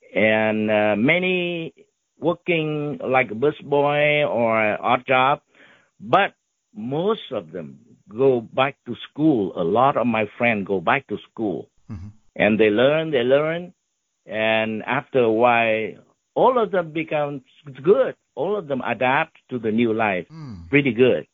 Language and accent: English; Ho Chi Minh City, Vietnam; English is a second language; moved away as an adult; now in United States; I learned English a lot when I was in Saigon